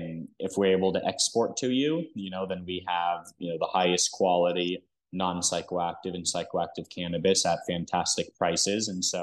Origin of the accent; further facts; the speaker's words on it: Stockholm, Stockholm County, Sweden; born there; first language Dutch, Hebrew, English; I was born in Stockholm, Sweden. And my first language was a little mix of Dutch, Hebrew, and English all at the same time.